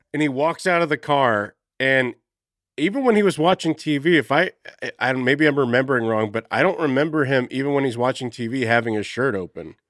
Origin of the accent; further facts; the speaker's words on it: Texas, United States; I grew up in Texas